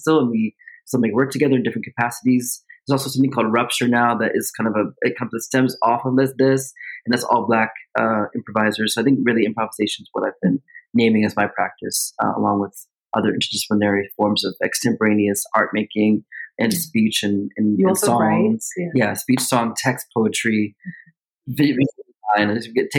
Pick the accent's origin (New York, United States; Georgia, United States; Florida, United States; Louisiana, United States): New York, United States; New York City; moved away as an adult; now in Bay Area, United States; I'm from Harlem, as I mentioned earlier, with my Apollo hat, very close to the suburb of Danbury. outside the outskirts of the suburb of Danbury. And I started off, I was actually raised, you know, in Harlem for 18 years